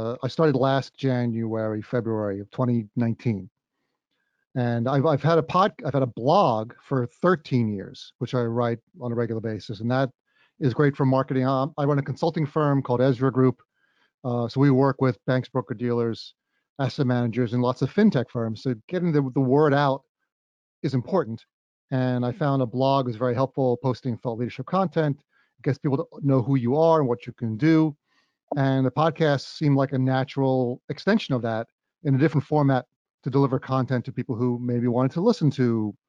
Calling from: East Brunswick, New Jersey, United States; I'm calling in from beautiful East Brunswick, New Jersey.

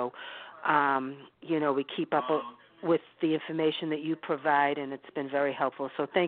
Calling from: Boston, Massachusetts, United States; And we're from Boston, Massachusetts.

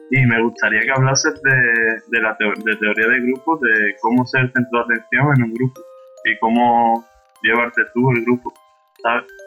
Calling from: Seville, Andalusia, Spain; de Sevilla.

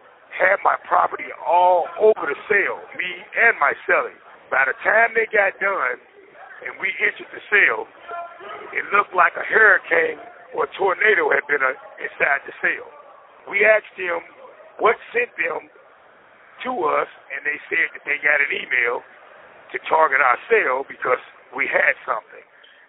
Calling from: Indiana, United States; I'm calling in from Wabash Valley Correctional Facility.

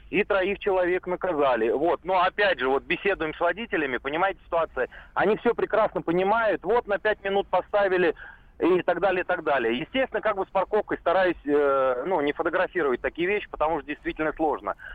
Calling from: Saratov, Saratov Oblast, Russia; Ну, я из Саратова, и я вот, честно говоря, десятками э, отсылаю с видеорегистратора с телефона с видеокамеры.

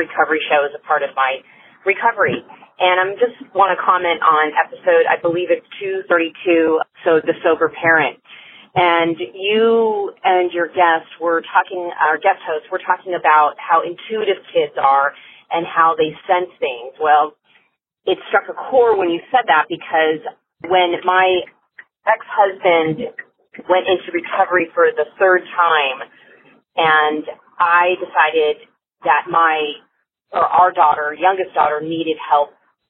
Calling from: California, United States; I'm calling from California

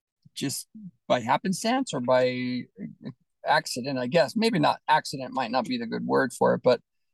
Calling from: Utah, United States; No, I'm near my home in Utah.

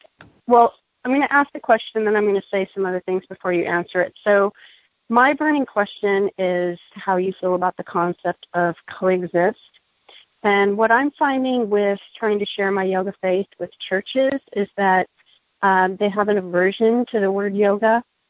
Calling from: San Diego, California, United States; I'm calling from San Diego, California.

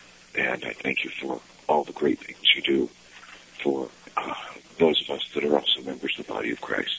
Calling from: Denver, Colorado, United States; I'm calling from Denver, Colorado.

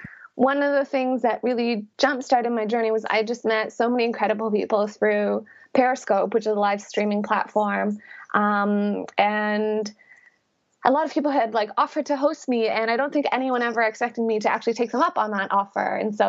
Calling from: Birmingham, West Midlands, United Kingdom; I am calling from Birmingham, UK right now.

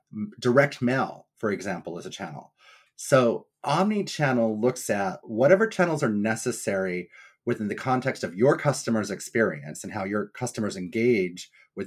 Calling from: Cape Cod, Massachusetts, United States; I am hailing from Cape Cod, Massachusetts, so it's nice and sunny here today.

